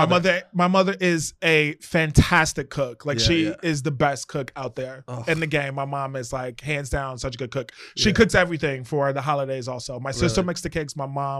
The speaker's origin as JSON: {"language": "English", "town": "Chicago", "region": "Illinois", "country": "United States", "tie": "born or raised there", "said": "I was born and raised in Chicago."}